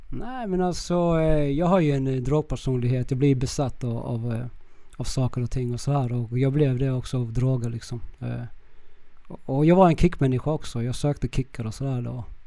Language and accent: Swedish; Kristianstad, Skåne, Sweden; accent: Skånska; moved away as an adult; also born or lived in Viña del Mar, Chile / Vallentuna, Sweden; now in Södertälje, Sweden; jag är från Kristianstad, eh, mm. Skåne mm. och jag var, då bodde jag i, i Gamlegården. Jag är uppvuxen på Gamlegården